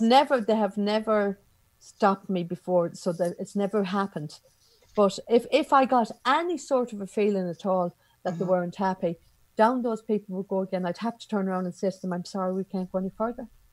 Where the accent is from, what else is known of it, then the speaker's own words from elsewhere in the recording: Ireland; my home place